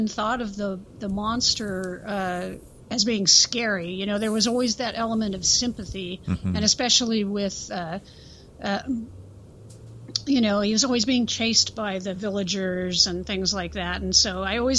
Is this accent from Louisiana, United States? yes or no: no; Central Coast, California, United States; I grew up in the Central Coast region of California, close to Los Angeles